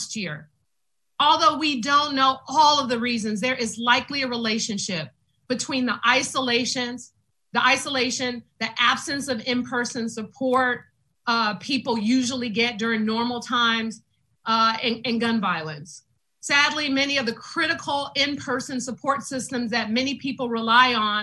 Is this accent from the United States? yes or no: yes; San Francisco, California, United States; I grew up in the Western Addition